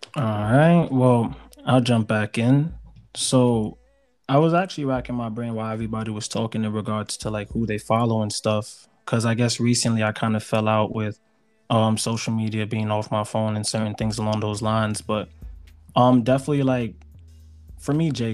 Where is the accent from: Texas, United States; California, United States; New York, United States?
New York, United States; New York City; I'm from the Bronx